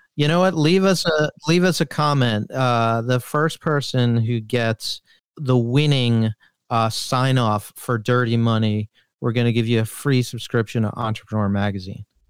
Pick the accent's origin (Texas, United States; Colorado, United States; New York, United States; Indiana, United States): New York, United States; I'm from New York